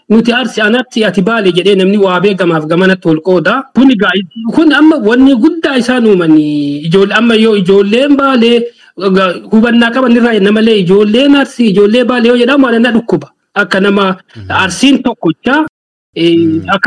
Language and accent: Oromo; Tulla, Munesa district, East Arsi, Oromia, Ethiopia; also born or lived in Gullallee, Chilalo (Arsi); Ani Oromiyaa arsii bahaa eh, aanaa muunessaa bakka Tuullaa jedhamutti dhaladhe.